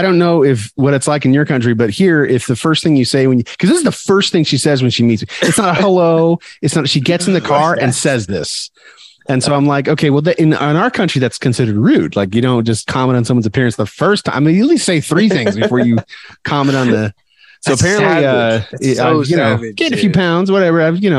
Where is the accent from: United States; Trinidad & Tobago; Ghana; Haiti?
United States; Arizona; And I'm like, what? Like, I'm from Arizona. Like, we're action neutral.